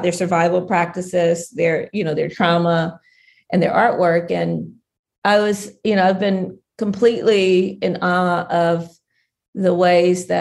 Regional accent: Southwest Ohio, United States; where we grew up in Southwest Ohio

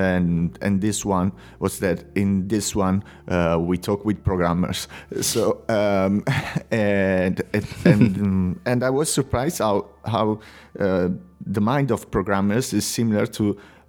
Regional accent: Italy; English is a second language; moved away as an adult; now in Spain; living in Spain since 8 years right now. I'm from Italy.

